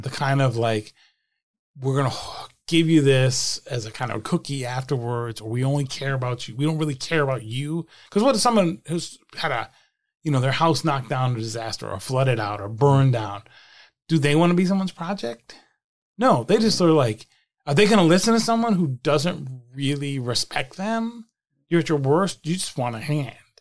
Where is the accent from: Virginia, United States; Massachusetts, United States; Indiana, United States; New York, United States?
Massachusetts, United States; Attleboro; my hometown of Attleboro, Massachusetts, small town just south of, just north of Providence and about forty miles south of Boston